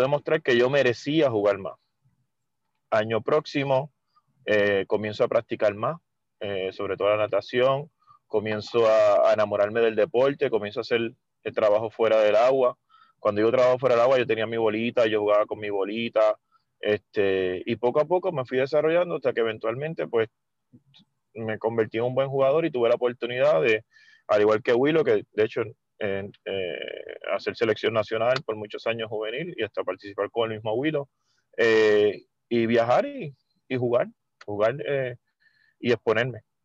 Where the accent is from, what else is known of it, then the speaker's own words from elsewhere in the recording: Mayagüez, Puerto Rico; yo soy de Mayagüez